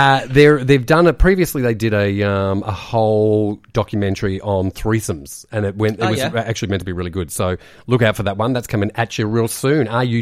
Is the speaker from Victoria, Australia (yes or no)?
yes; Noble Park, Victoria, Australia; born or raised there; also born or lived in Keysborough